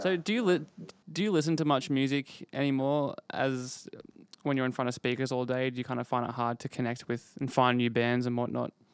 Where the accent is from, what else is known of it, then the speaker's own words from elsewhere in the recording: Brisbane, Queensland, Australia; growing up in Brisbane